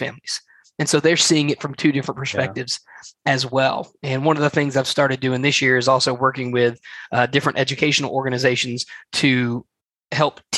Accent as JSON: {"language": "English", "region": "Alabama", "country": "United States", "said": "I am from Alabama in the southeastern United States"}